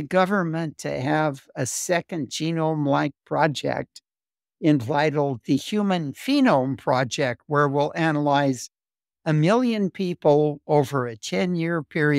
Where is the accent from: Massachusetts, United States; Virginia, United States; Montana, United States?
Montana, United States; Missoula; I was born in Missoula, Montana, grew up in Montana, went as an undergraduate to Caltech